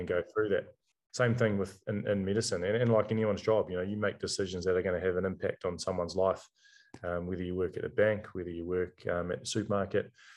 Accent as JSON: {"language": "English", "country": "New Zealand", "said": "being a New Zealander"}